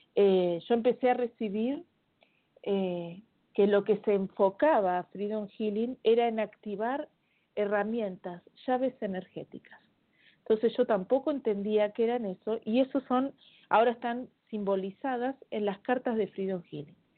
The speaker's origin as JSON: {"language": "Spanish", "country": "Argentina", "accent": "Argentine", "moved": "as an adult", "lives_now": "Chile", "said": "hablo como argentina, pero hace 14 años que vivo en Chile"}